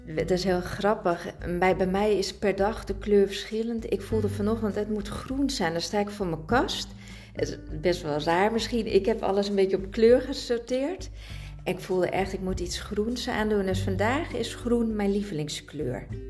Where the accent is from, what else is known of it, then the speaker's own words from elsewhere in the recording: Italy; ik zit vol temperament als Italiaanse